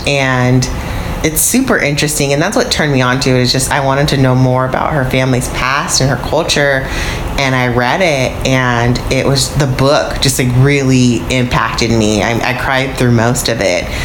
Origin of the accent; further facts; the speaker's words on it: United States; I'm American